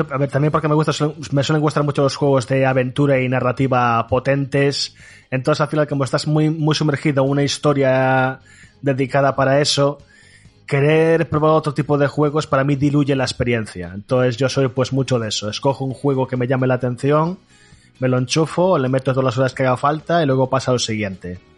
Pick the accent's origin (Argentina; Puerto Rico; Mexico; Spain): Spain; Galicia; obviamente somos gallegos, aquí es de lo que tiramos